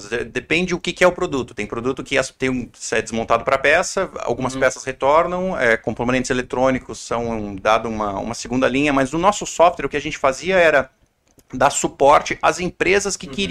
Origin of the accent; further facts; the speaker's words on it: Balneário Camboriú, Santa Catarina, Brazil; also born or lived in Curitiba / Blumenau; Eu sou do sul do Brasil, sou lá de. Eu nasci em Curitiba, mas cresci em Camboriú, em Balneário Camboriú, e fiz a minha faculdade em Blumenau, ali na FURB.